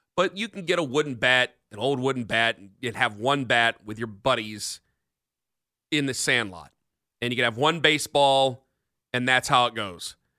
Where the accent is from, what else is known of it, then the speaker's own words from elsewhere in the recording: United States; as an American